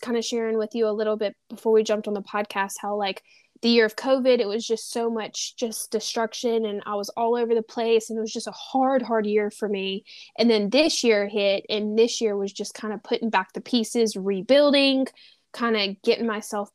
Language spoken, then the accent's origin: English; Louisiana, United States; I'm originally from Louisiana.